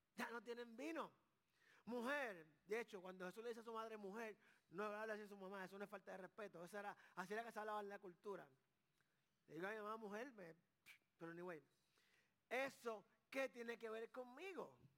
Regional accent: Carolina, Puerto Rico; Yo soy de Carolina, Puerto Rico.

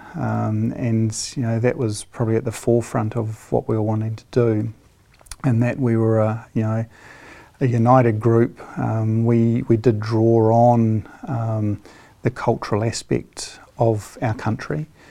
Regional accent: Hawke's Bay, New Zealand; I grew up in Hawke's Bay

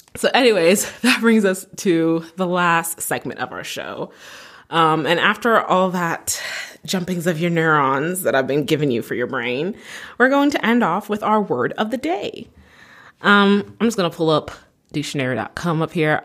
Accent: Canada; I'm Canadian

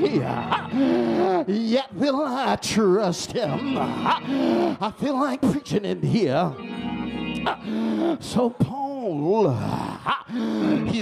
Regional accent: New York, United States; I'm from New York

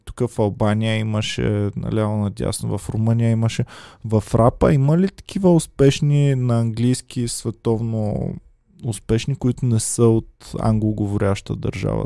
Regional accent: Stara Zagora, Stara Zagora Province, Bulgaria; moved away; за това, че съм се запазил, аз съм от Стара Загора, и че съм се запазил частично поне начина на говорене.

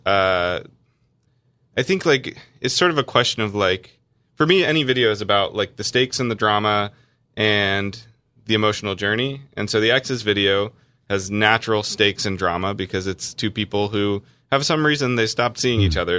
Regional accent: North Carolina, United States; I grew up in North Carolina where it's a pretty Christian place

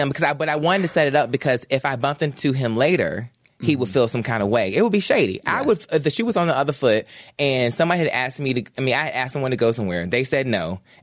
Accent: North Carolina, United States; now in Los Angeles, United States; I come from North Carolina

